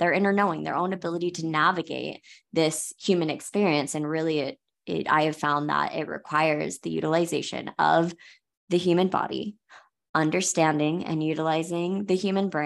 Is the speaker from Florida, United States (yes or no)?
yes; Florida, United States; now in Hurricane, United States; I am from Florida, so I'm very familiar with hurricanes